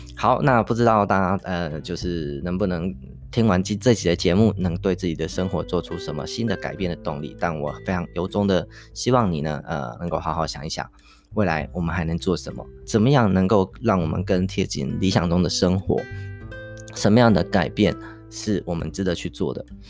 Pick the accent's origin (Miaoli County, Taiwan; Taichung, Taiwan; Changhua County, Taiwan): Taichung, Taiwan; 我们台中人的早餐